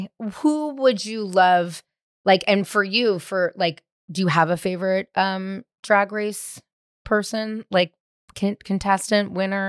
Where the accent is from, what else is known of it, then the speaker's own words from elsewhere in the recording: San Francisco, California, United States; now in Los Angeles, United States; San Francisco.